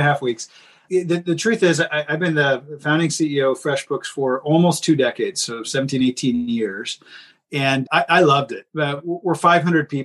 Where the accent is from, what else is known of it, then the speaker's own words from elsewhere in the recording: Canada; I'm Canadian